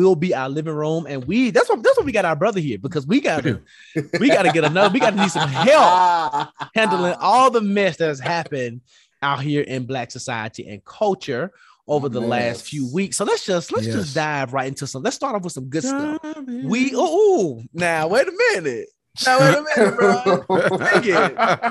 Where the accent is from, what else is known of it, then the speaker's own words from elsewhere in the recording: Tennessee, United States; Marsha Blackburn, senator from my home state